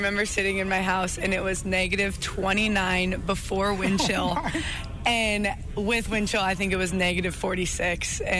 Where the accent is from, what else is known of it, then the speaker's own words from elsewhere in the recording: Malta, Montana, United States; growing up in Malta, it's freezing cold